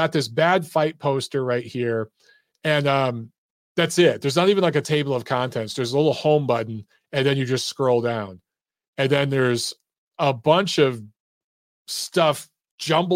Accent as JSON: {"language": "English", "town": "Detroit", "region": "Michigan", "country": "United States", "tie": "born or raised there", "said": "growing up in Detroit, Warren is a little section just outside of Detroit"}